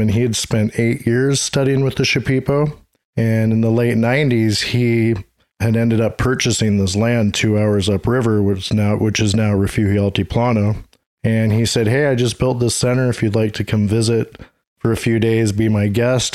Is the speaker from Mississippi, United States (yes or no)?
no; Seattle, Washington, United States; also born or lived in Santa Cruz, California / Watsonville, California; now in Peru; I'm from the Seattle, Washington area